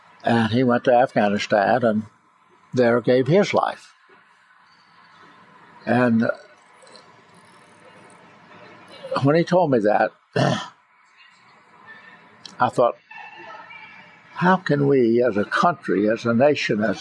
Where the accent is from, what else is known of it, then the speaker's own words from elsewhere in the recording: United States; our responsibility as Americans, just having been born here